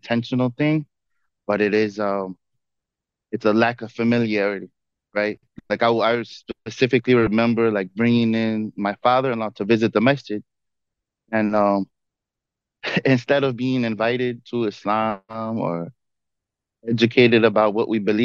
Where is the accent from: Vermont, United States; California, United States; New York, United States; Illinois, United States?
Illinois, United States; Chicago; I grew up in Rogers Park, which is very diverse